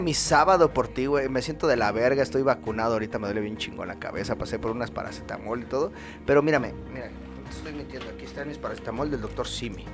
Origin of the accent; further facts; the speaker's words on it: Mexico; soy mexicano, ciudadano mexicano